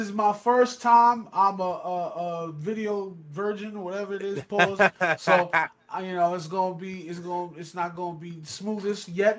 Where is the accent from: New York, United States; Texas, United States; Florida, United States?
New York, United States; Hudson Valley; I'm from the Hudson Valley, and I'm headed to Hollywood.